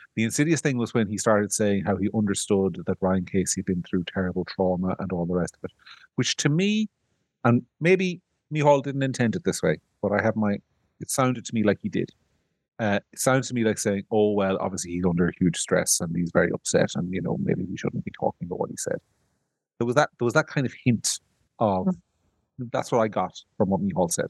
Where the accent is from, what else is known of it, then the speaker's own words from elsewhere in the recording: Ireland; I'm from Ireland